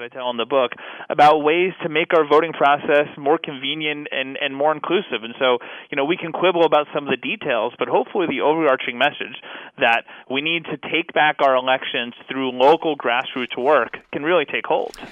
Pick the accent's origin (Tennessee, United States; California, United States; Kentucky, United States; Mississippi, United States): Kentucky, United States; my home state of Kentucky